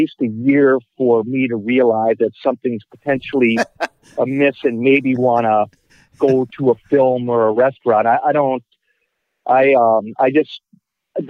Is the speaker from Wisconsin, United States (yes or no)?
yes; Milwaukee, Wisconsin, United States; I'm actually from Milwaukee and live in Milwaukee.